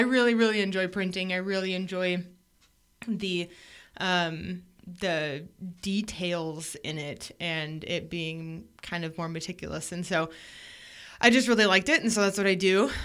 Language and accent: English; Portland area, Oregon coast, United States; now in Idaho, United States; born on the Oregon coast